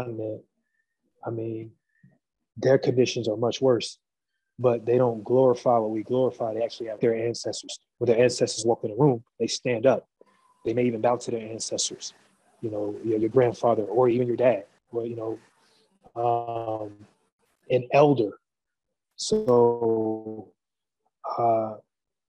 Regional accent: United States; moved away; me growing up in America

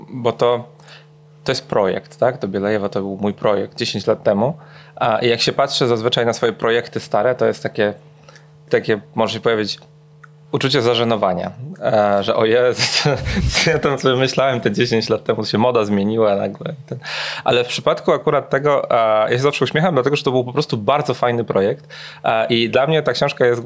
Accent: Poland; Nie mogę być Polakiem. Oni nigdy, nigdy w swoim życiu nie spotkali nikogo w Warszawie, kto potrafi powiedzieć trzy słowa po rosyjsku.

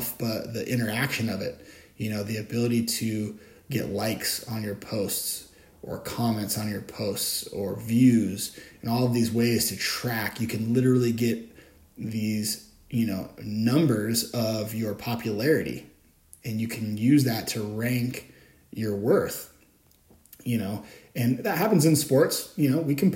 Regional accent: Bellingham, Washington, United States; my hometown here in Bellingham

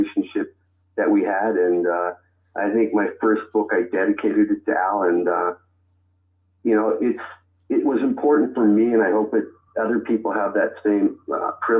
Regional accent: Toronto, Ontario, Canada; I was born in Toronto, in the north end of Toronto

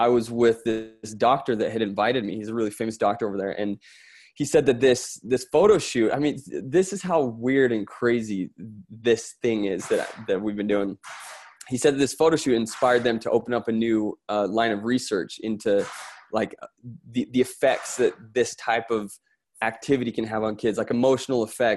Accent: Florence, Tuscany, Italy; moved away; I'm from Italy, by the way. So that sort of background from Florence.

